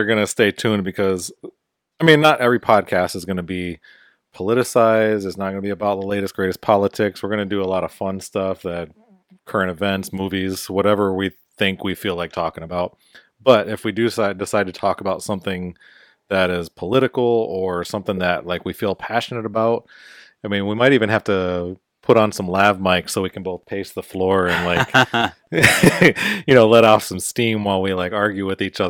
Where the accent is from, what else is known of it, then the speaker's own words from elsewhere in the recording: United States; also born or lived in Heidelberg, Germany; So I'm Hungarian and Native American, but I was born and raised in America. I was from a military background.